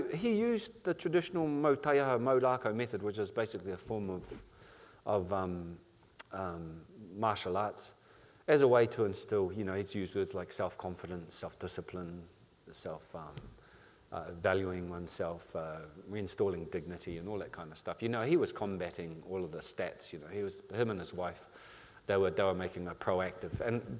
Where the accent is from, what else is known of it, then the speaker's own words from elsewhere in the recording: Paraparaumu, Wellington, New Zealand; born there; also born or lived in Whakatāne / Rotorua / Foxton; Well, I bounced around a lot. I was born in Paraparaumu. I bounced around between Paraparaumu, Marata, Whakatāne, Rotorua, Foxton.